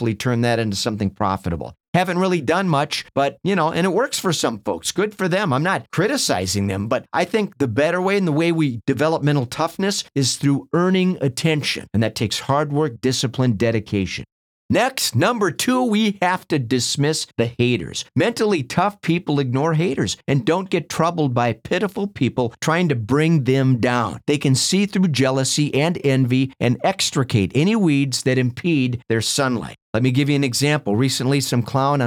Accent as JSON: {"language": "English", "region": "Minnesota", "country": "United States", "tie": "born or raised there", "said": "I grew up in Minnesota watching the Minnesota Vikings play football out in the freezing cold."}